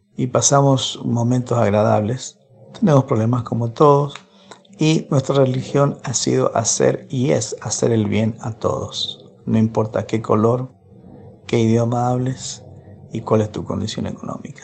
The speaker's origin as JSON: {"language": "Spanish", "country": "Argentina", "tie": "born or raised there", "also_born_or_lived": "Lima, Peru", "said": "nací eh, en Lima, Perú, me mudé a Argentina cuando tenía un año, me mudaron, soy argentino adoptivo."}